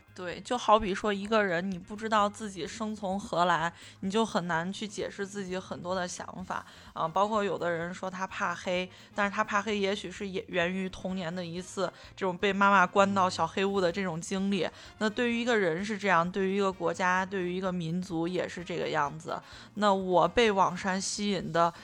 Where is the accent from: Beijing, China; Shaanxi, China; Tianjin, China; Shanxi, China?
Shaanxi, China; Xi'an; 因为我就我从小就是在那个地方长大的